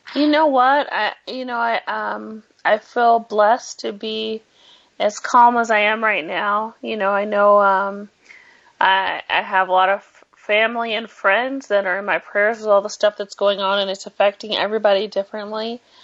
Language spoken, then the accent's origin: English; California, United States; moved away; we're from California